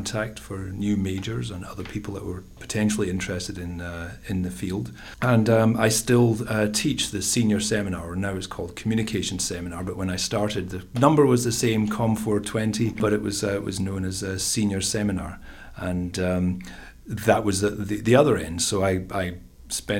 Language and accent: English; Scotland, United Kingdom; accent: Scottish; moved away as an adult; also born or lived in Glasgow / Pennsylvania / Seattle / New York State; now in United States; I'm originally from Scotland, that's the accent